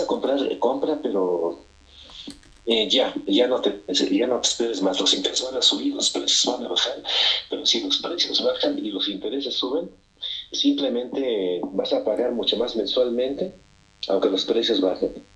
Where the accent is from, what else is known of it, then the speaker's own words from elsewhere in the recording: Mexico City, Mexico; accent: chilango; moved away as an adult; also born or lived in Los Angeles, California, United States / Las Vegas, United States; now in United States; crecí en el DF, que ahora se llama Ciudad de México, o CDMX, hasta los 28 años en que pues decidí ir a Estados Unidos. Nací en Estados Unidos